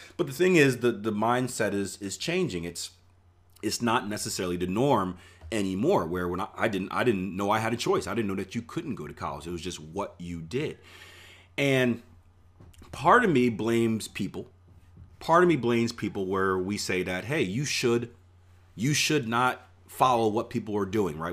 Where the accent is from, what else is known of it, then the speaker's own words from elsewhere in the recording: Philadelphia, Pennsylvania, United States; I grew up in Philadelphia, P